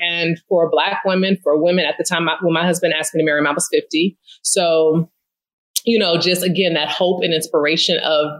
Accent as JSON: {"language": "English", "region": "California", "country": "United States", "lives_now": "Philadelphia, United States", "said": "So I just was like, hey, I'm a girl from the Bay living in the city of brotherly love."}